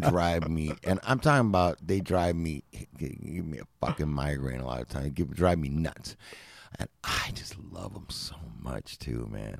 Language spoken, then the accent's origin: English; Los Angeles, California, United States; I grew up in Los Angeles